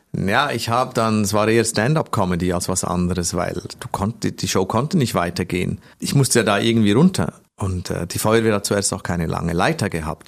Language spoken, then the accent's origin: German; Switzerland; ich komme aus der Schweiz